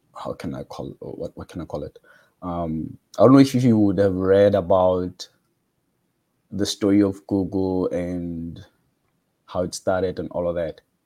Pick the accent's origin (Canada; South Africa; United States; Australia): South Africa; Cape Town, Western Cape; I'm from South Africa, Cape Town